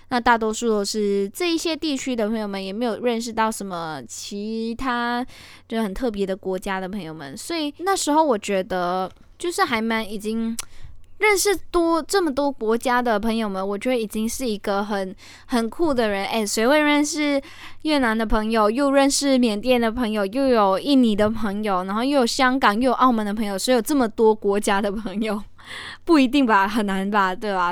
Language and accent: Chinese; Malaysia; first language Chinese; moved away as an adult; also born or lived in Linkou, Taiwan; now in Taiwan; 我是马来西亚人